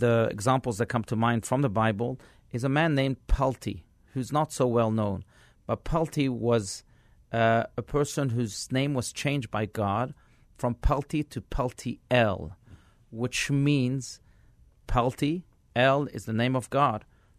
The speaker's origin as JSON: {"language": "English", "country": "France", "tie": "born or raised there", "also_born_or_lived": "South Africa / Israel", "lives_now": "United States", "said": "I grew up in France, I grew up in South Africa and in Israel, and when I came to America, I started to look at things differently"}